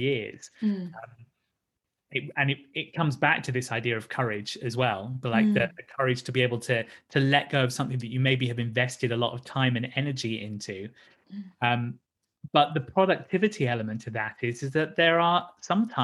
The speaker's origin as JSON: {"language": "English", "town": "Brighton", "region": "South East England", "country": "United Kingdom", "tie": "born or raised there", "said": "my hometown of Brighton"}